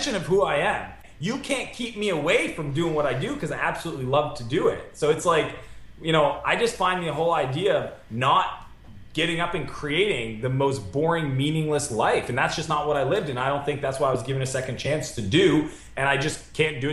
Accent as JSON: {"language": "English", "town": "Moncton", "region": "New Brunswick", "country": "Canada", "tie": "born or raised there", "also_born_or_lived": "San Francisco", "moved": "as an adult", "said": "my hometown because I built Clarity out of Canada"}